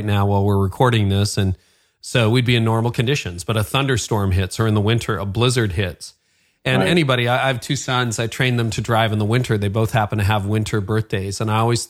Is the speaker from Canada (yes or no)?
yes; Canada; accent: Canadian; I'm Canadian